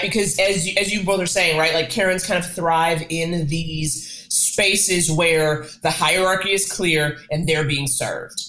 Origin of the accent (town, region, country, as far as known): New York, United States; born or raised there